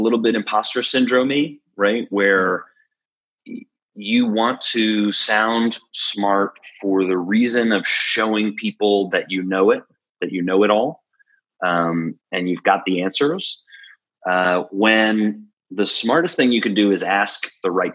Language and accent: English; Philadelphia, Pennsylvania, United States; we're from Philly